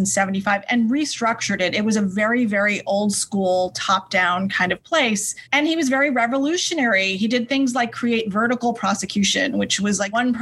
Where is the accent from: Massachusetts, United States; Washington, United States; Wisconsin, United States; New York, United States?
New York, United States; since I was from New York, of course, I wanted to come back here